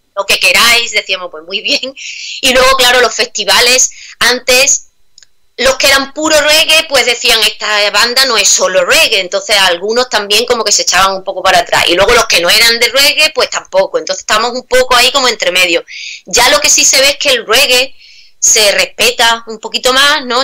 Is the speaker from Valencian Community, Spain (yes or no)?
no; Badajoz, Extremadura, Spain; moved away as an adult; also born or lived in Seville; now in Prague, Czech Republic; soy española, soy extremeña del sur de España, de Badajoz